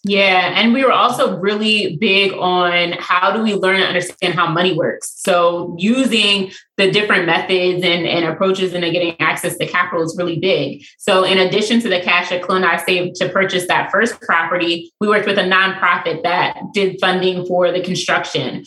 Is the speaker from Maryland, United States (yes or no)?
yes; Baltimore, Maryland, United States; also born or lived in Pennsylvania; I was born mm. and raised in Baltimore